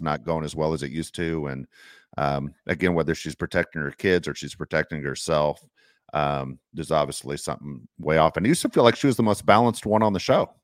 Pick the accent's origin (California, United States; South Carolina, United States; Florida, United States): California, United States; Los Angeles; I grew up in Los Angeles